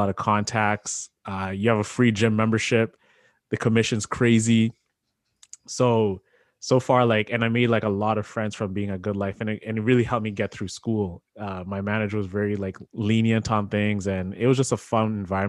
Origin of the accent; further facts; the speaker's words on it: Sarnia, Ontario, Canada; my first ever job growing up in Sarnia.